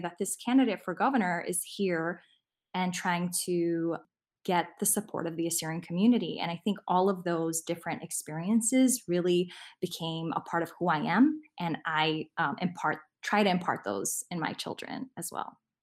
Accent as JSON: {"language": "English", "town": "Chicago", "region": "Illinois", "country": "United States", "tie": "born or raised there", "also_born_or_lived": "Lincolnwood, Illinois", "said": "we grew up in Albany Park, and we moved to Lincolnwood when I was fifteen"}